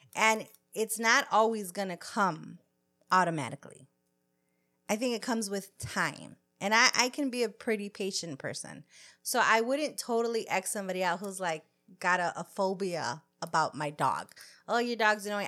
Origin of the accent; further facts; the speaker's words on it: United States; I'm born here. I'm third generation here